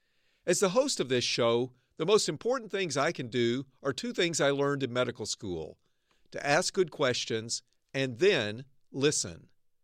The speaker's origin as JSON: {"language": "English", "region": "Arkansas", "country": "United States", "tie": "born or raised there", "also_born_or_lived": "Northern California", "moved": "yes", "lives_now": "California, United States", "said": "I grew up in Arkansas. Now I live and work in the innovation heartland of Northern California."}